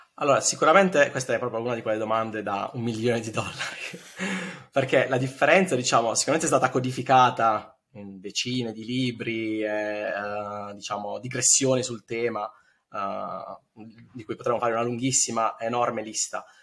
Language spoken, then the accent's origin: Italian; Bari, Apulia, Italy; moved away as an adult; now in Berlin, Germany; io sono di Bari ma mi trasferisco a Berlino otto anni fa